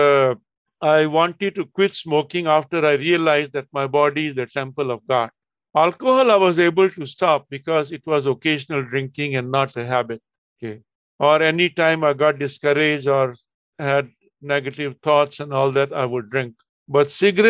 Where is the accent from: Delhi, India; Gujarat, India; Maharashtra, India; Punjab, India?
Delhi, India; moved away as an adult; also born or lived in Chennai; Delhi, my hometown